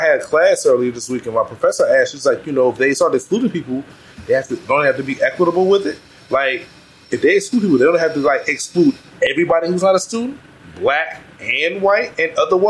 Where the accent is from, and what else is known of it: Washington, District of Columbia, United States; born or raised there